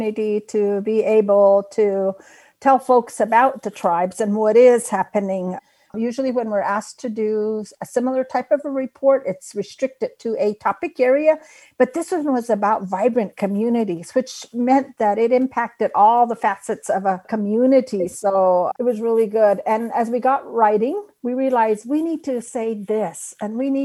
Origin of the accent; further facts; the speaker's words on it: Old Oraibi, Arizona, United States; I come from the village of Old Oraibi, and I'm Hopi